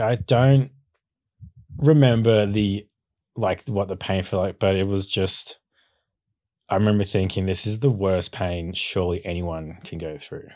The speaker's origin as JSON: {"language": "English", "area": "Bowral, Southern Highlands", "region": "New South Wales", "country": "Australia", "tie": "born or raised there", "also_born_or_lived": "Sydney, Australia", "said": "we moved to Barrow, Southern Highlands when I was two years old. So, grew up around there on six acres"}